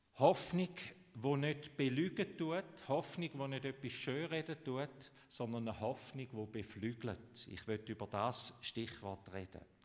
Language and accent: German; Switzerland; Bei uns in der Schweiz